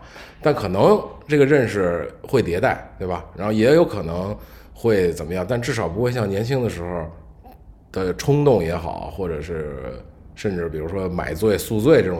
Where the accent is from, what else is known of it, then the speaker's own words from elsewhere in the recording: China; 或者说我们中国人本身的，就是到这个岁数了，干什么事儿说的很多话，